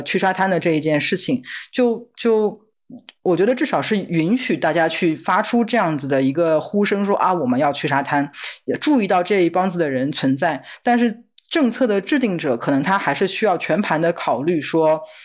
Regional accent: China; now in United States; 我作为一个中国人

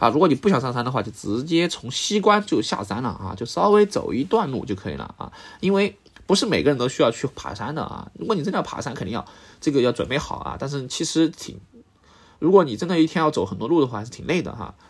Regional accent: Sichuan, China; 我作为四川人

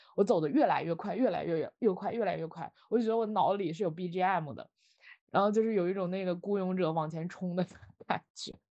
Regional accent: Northeast China, China; now in Beijing, China; 我是东北人

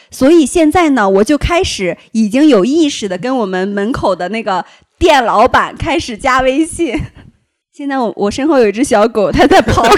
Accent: Shandong, China; now in Beijing, China; 因为我山东人，我爱吃馒头

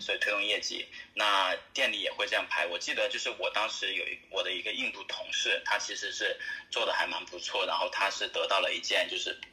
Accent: Chongqing, China; moved away as an adult; also born or lived in Qatar / Dubai / Sydney / Perth; now in Australia; 我本身是重庆人

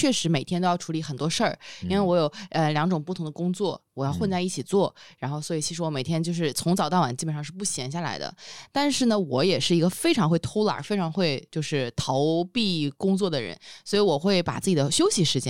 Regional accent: Mianyang, Sichuan, China; 啊、我是绵阳的。

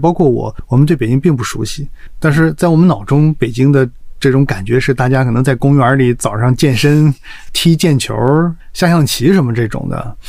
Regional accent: Dalian, Liaoning, China; born there; also born or lived in Guangzhou; 我是大连出生的，所以我从大连这样的一个北方的一个小城市吧，算是来到这个

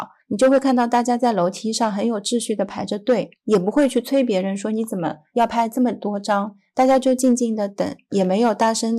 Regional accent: Hangzhou, Zhejiang, China; born there; 我出生在杭州，灵隐寺是我们非常著名的景点之一，就像雷峰塔一样。

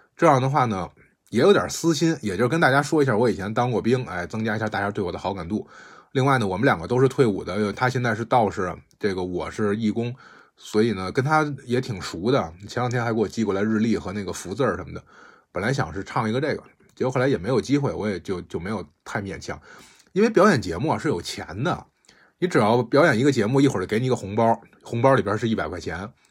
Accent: China; 我们国家这个创作的人

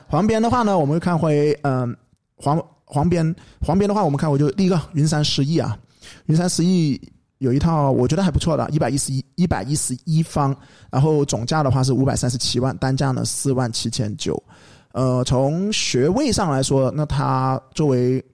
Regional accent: Guangzhou, Guangdong, China; 我们广东人

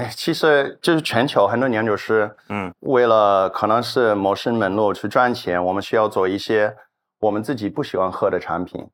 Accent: New Zealand; Chinese is a second language; also born or lived in Australia; now in Shenzhen, China; 我新西兰人嘛

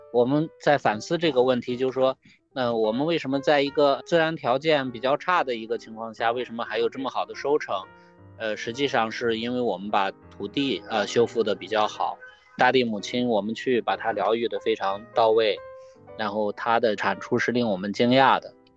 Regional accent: Xianyang, Shaanxi, China; 我来自于陕西西安，嗯，准确地说应该是陕西咸阳

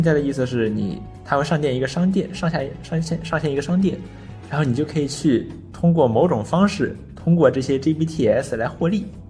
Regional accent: China; 作为中国人

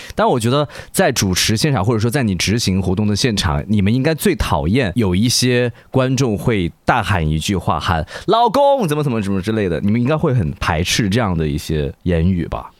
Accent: Wuhan, Hubei, China; 因为我是武汉人

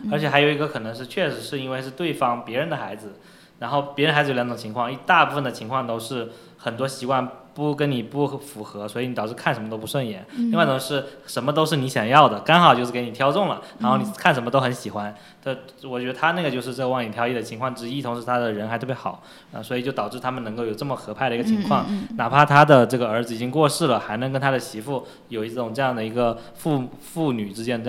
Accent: Fujian, China; 对，就就挺好的，但是我们福建人又没有福建口音。

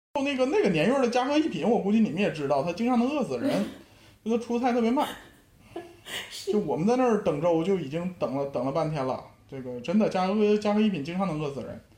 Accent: Northeast China, China; 这个这个台台北味儿，我就就作为一个东北人，那个确实是不太行。

